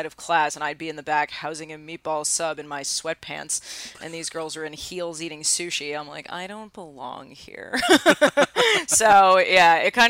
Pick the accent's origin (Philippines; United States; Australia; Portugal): United States; New York City, New York; I was from Astoria